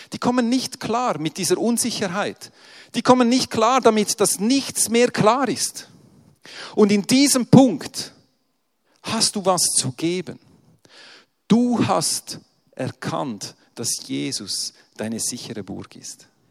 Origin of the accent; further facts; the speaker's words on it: Switzerland; ich komme ja aus der Schweiz